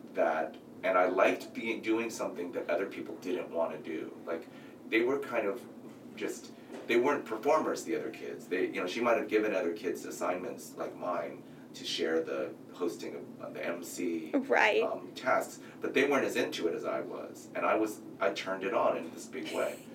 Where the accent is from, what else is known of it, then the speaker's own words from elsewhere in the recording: San Francisco, California, United States; I grew up in San Francisco, so tons of Asian people